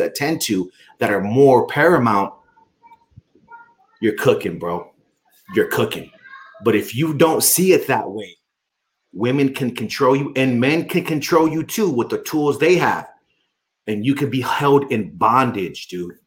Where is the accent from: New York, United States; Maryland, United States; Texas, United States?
Texas, United States; I was born and raised in Texas